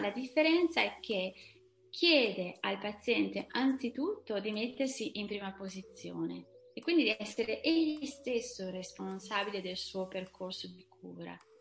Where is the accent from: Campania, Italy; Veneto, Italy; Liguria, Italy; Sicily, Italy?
Veneto, Italy; moved away as an adult; also born or lived in Brussels / Paris; now in southern France; sono veneta